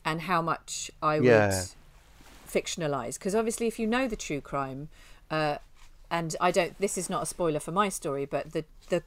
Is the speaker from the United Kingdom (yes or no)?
yes; near Tring, East of England, United Kingdom; I grew up near Tring.